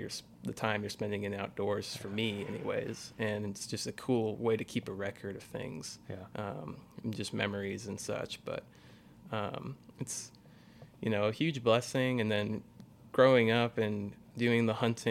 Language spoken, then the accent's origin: English; Boerne, Texas, United States; raised in Burney, Texas, just north of San Antonio